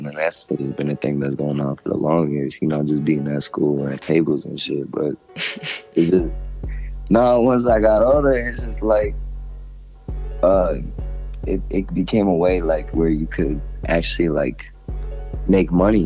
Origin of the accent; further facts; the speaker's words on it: Flint, Michigan, United States; I'm from Flint, Michigan.